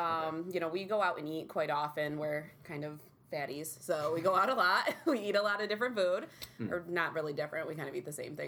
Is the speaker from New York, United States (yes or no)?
yes; Verona, New York, United States; now in Utica, United States; Yes, born and raised in Verona.